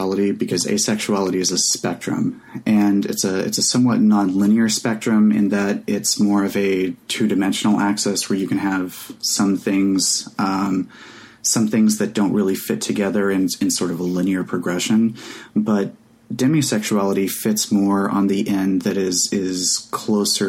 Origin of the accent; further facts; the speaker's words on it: Oklahoma, United States; Growing up in Oklahoma in the 90s